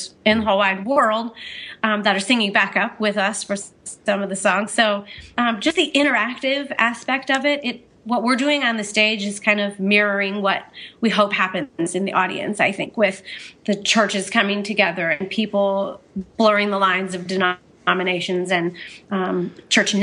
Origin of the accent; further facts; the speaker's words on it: Orange County, California, United States; now in Montana, United States; I'm from Orange County